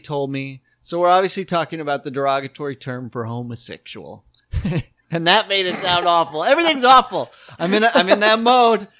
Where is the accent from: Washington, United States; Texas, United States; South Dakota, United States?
South Dakota, United States; when we were growing up in South Dakota